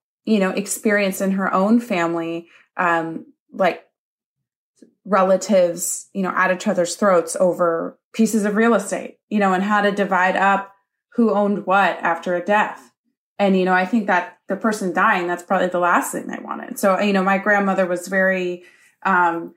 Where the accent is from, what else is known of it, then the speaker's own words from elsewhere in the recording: the Northwest, Pacific Northwest, United States; I grew up in the Northwest